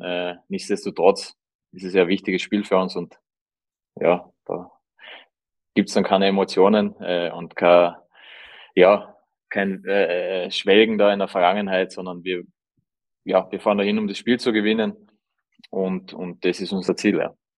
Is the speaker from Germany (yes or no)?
no; Carinthia, Austria; als Kärntner